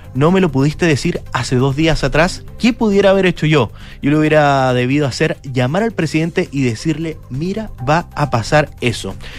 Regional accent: Chile; acá en nuestro país

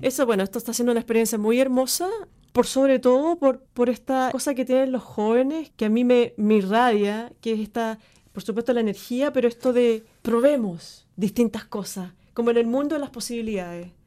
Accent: Chile; moved away as an adult; also born or lived in Argentina; desde mi experiencia como chilena

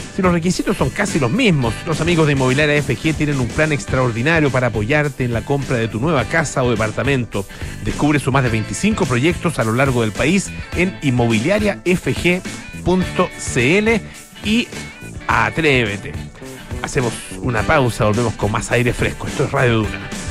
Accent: Chile; como chilenos

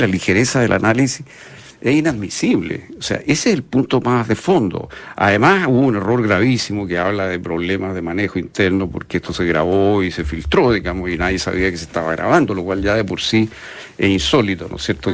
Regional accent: Chile; yo soy chileno

